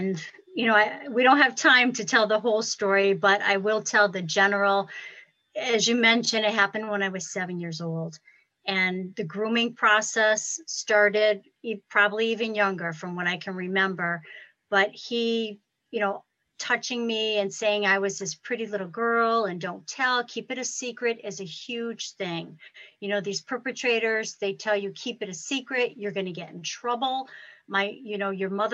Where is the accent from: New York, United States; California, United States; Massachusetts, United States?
Massachusetts, United States; Ludlow; I'm from Ludlow, Massachusetts